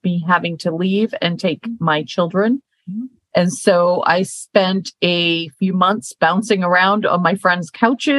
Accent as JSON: {"language": "English", "region": "Maine", "country": "United States", "moved": "yes", "said": "I'm from Maine, so I am a country girl at heart, even though I live in the urban area right now and have for the last 15 years"}